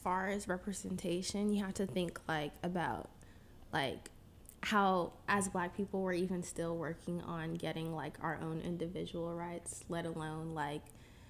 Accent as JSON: {"language": "English", "region": "Northern Virginia", "country": "United States", "said": "I attend the LA Film School, but with COVID and everything, I'm still home in the DMV, so I'm from Nova."}